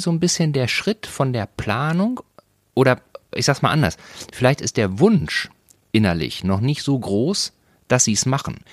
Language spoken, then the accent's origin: German; North Rhine-Westphalia, Germany; ich komme aus Nordrhein-Westfalen, ich bin katholisch. So, und bin in einem Dorf groß geworden